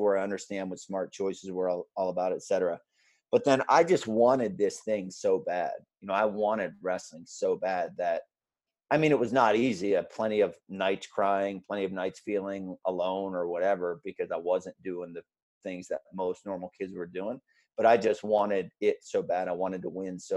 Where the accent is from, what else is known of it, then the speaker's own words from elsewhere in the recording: Pennsylvania, United States; I'm from Pennsylvania and Penn State is a big deal here.